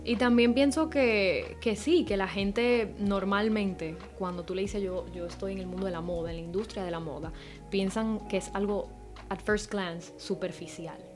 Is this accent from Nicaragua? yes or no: no; Dominican Republic; moved away as an adult; also born or lived in Amsterdam; soy dominicana en Santo Domingo